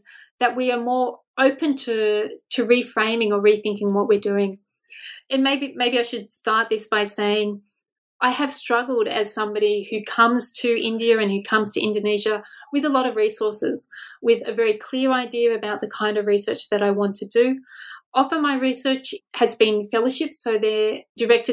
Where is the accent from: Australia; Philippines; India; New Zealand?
Australia; as an Australian researcher